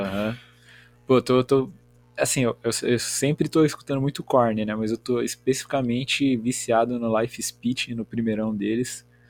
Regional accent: Biritiba Mirim, São Paulo, Brazil; eu sou de São Paulo, uma cidade chamada Biritiba Mirim

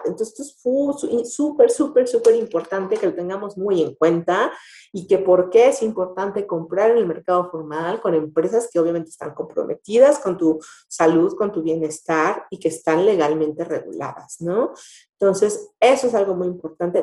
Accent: Mexico; como mexicanos

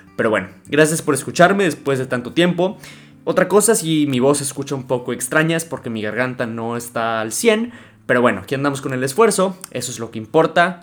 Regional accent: Mexico

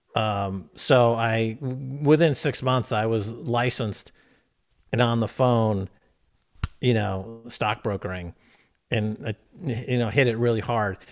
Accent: Westchester County, New York, United States; accent: New Yorker; moved away as an adult; also born or lived in Europe; I grew up in Westchester County

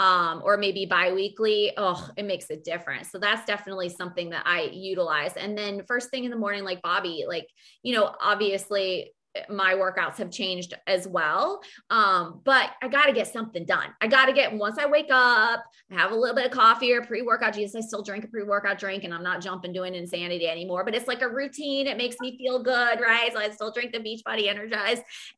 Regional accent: Fairfield, Iowa, United States; also born or lived in Virginia / Wisconsin; now in North Carolina, United States; I'm from Fairfield, Iowa, and that's the mecca of transcendental meditation. I mean, University of Maharishi. I mean, hello, like that's, my town was known for

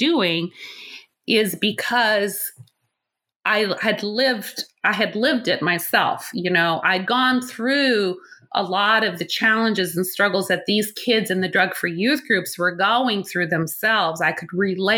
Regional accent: Nebraska, United States; born or raised there

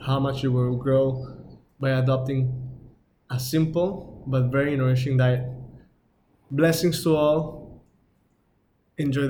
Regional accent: Mexico; I'm from Mexico

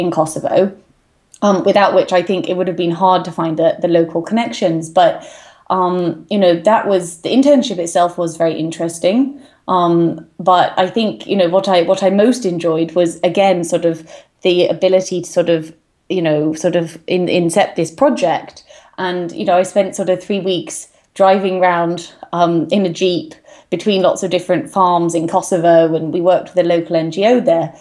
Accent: England, United Kingdom; I grew up, as you can sort of tell from my accent, in England, deep in the countryside, in a very small village

